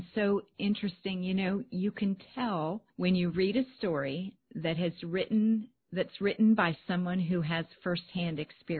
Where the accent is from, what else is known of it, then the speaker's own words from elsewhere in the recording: Pennsylvania, United States; now in South Carolina, United States; I grew up in Amish country, had Amish friends, went to a Mennonite church for about 5 years.